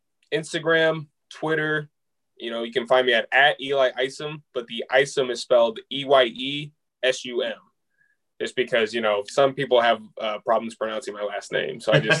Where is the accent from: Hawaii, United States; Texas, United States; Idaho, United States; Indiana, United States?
Indiana, United States; Rensselaer; moved away as an adult; now in Pennsylvania, United States; My hometown. I'm from Rensselaer, Indiana.